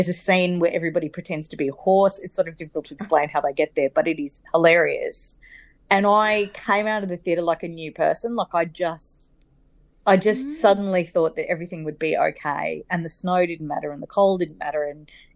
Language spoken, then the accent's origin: English; Sydney, New South Wales, Australia; accent: bogan; I grew up in Sydney and I was 11 years old